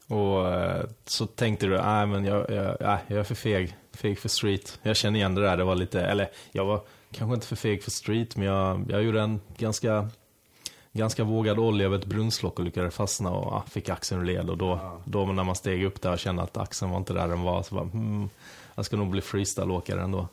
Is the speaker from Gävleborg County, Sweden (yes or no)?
no; Halmstad, Halland County, Sweden; now in Stockholm, Sweden; jag är ju själv från Halmstad